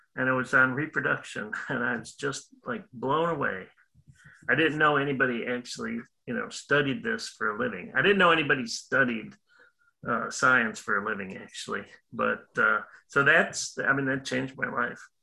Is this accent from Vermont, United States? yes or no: no; Illinois, United States; moved away as an adult; also born or lived in Wisconsin; now in Florida, United States; I'm originally from Illinois did my undergrad work at University of Illinois